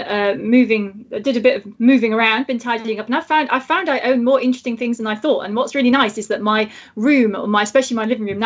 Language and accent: English; Manchester, North West England, United Kingdom; I grew up in South Manchester